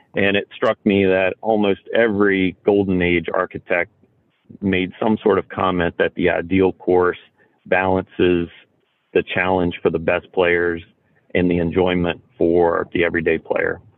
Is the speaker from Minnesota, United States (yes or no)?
no; Roanoke, Virginia, United States; I grew up outside of Roanoke, Virginia